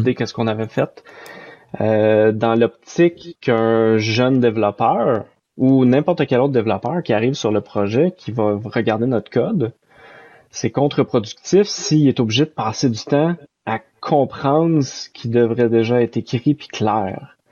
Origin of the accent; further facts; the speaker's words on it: Saint-Jérôme, Quebec, Canada; je viens de euh, Saint-Jérôme, qui est une ville au Canada qui est à environ 40 minutes au nord de Montréal